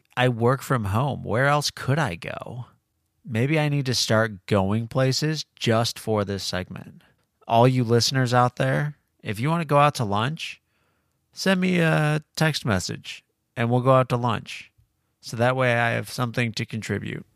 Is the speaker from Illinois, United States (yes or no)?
yes; Illinois, United States; Growing up in Illinois